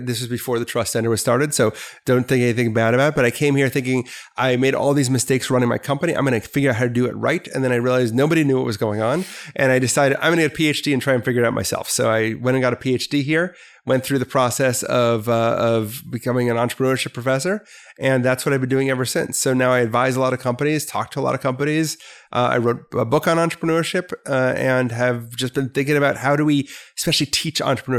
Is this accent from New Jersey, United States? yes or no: no; Milwaukee, Wisconsin, United States; moved away as an adult; So you will not get it from my voice, but I was born and raised in Milwaukee, Wisconsin, a great place on a great lake.